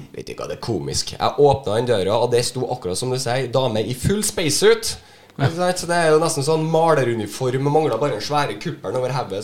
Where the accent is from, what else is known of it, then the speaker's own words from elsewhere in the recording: Trøndelag, Norway; jeg er jo fra Trøndelag